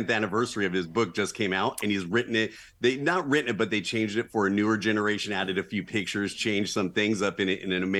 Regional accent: Southern California, United States; born and raised in Southern California

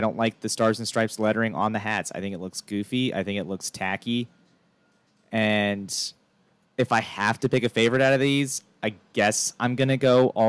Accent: Virginia, United States; Because obviously we are from Virginia.

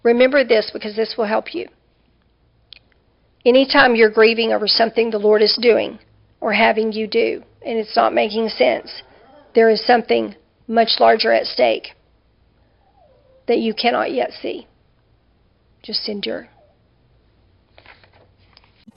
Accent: Dallas, Texas, United States; moved away as an adult; also born or lived in western Oklahoma / Princeton / northern Arkansas; now in Louisiana, United States; Because I'm from the North Dallas area. I've lived almost my whole life in the North Dallas area

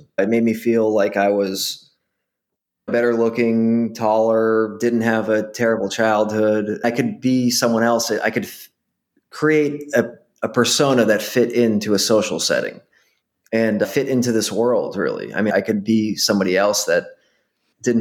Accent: Boston, Massachusetts, United States; I grew up in Boston, Massachusetts

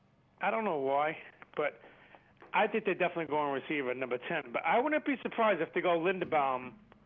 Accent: Ohio, United States; I'm from Ohio.

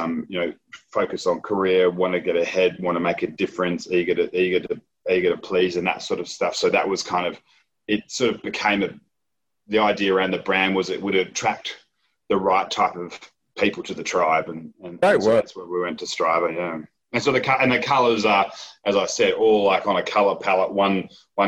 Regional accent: Perth, Western Australia, Australia; also born or lived in Edinburgh, Scotland; I'm West Australian and very proud West Australian

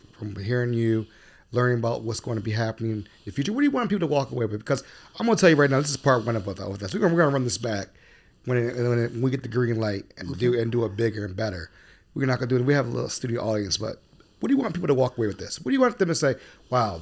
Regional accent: Baltimore, Maryland, United States; I'm originally from Baltimore, and one of the things was I wanted to come back home

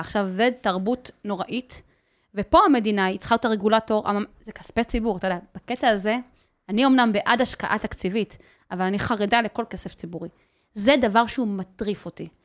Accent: Migdal HaEmek, Northern District, Israel; moved away as an adult; now in Haifa, Israel; אני חיה בחיפה, גדלתי במגדל העמק, אבל חיה בחיפה

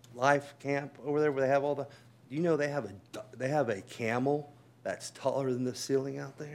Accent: Oklahoma, United States; now in Liberty County, United States; I'm from Oklahoma, but this is my home now

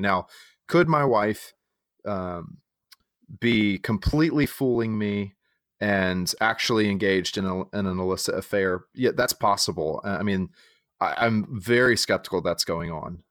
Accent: San Diego, California, United States; moved away as an adult; also born or lived in Texas / Chicago suburb; now in Winston-Salem, United States; I am from Texas, uh, though I grew up in, in, uh, San Diego for a good portion of my childhood.

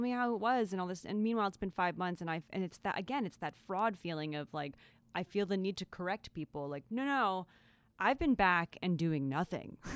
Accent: Long Island, New York, United States; I grew up on Long Island

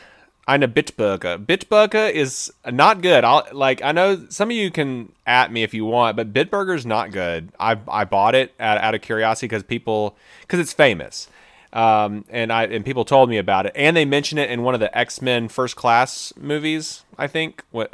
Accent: Germany; We are both from Germany

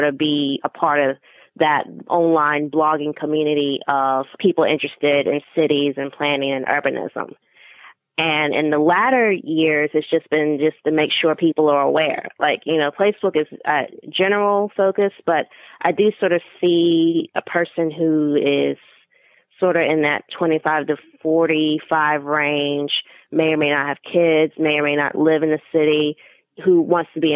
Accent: North Carolina, United States; being African American, being North Carolinian

